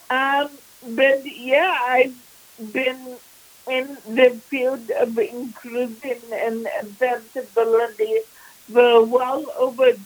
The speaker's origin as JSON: {"language": "English", "town": "Vancouver", "region": "British Columbia", "country": "Canada", "tie": "born or raised there", "said": "I was born and raised in Vancouver"}